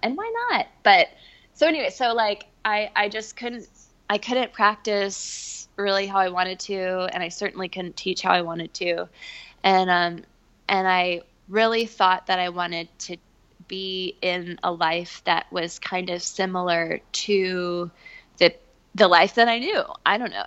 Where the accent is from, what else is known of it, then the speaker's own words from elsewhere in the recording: Memphis, Tennessee, United States; moved away as an adult; my parents still live in my hometown, Memphis